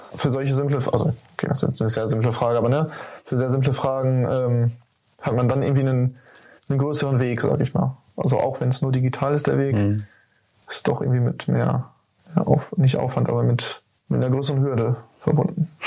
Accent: Lemgo, North Rhine-Westphalia, Germany; moved away as an adult; now in Bielefeld, Germany; in Lemgo, ich komme aus Lemgo

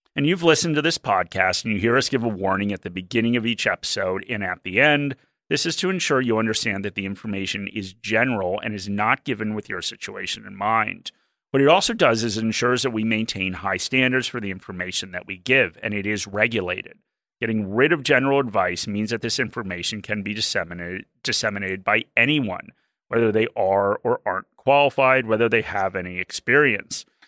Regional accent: Australia; as an Australian

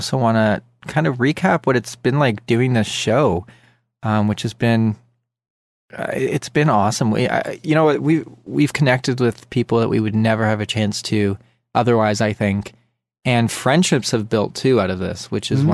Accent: Canada; I'm from Canada

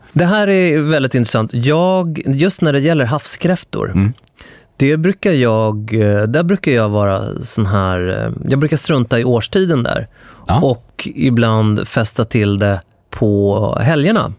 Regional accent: Stockholm, Stockholm County, Sweden; jag är från Stockholm

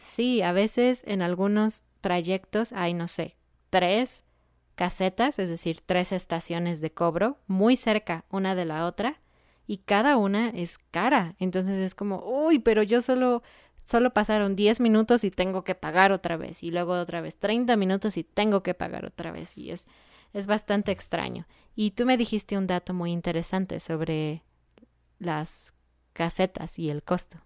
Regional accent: Mexico City, Mexico; somos de Ciudad de México, entonces somos chilangos

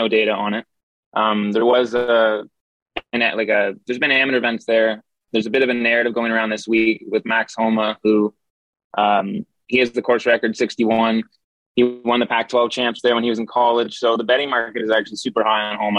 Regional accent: Ottawa, Ontario, Canada; now in Toronto, Canada; I grew up in Ottawa

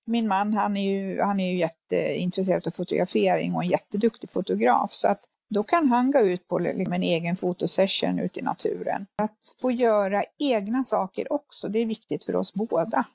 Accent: Finland; moved away; jag är ju född i Finland, uppvuxen med bastu.

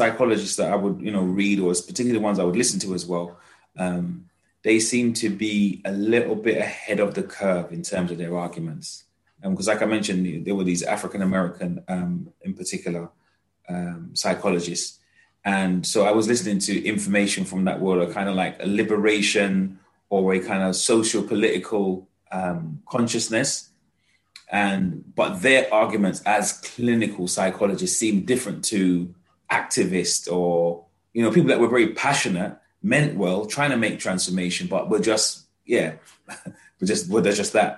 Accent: London, United Kingdom; I'm a Londoner through and through

